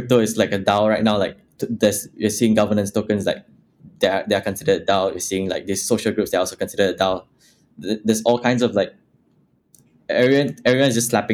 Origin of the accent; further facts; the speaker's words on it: Malaysia; I come from Malaysia, which is, like, a third world country.